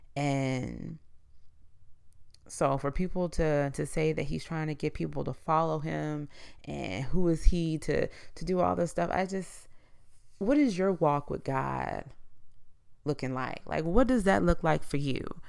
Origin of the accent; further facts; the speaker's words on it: United States; as the American people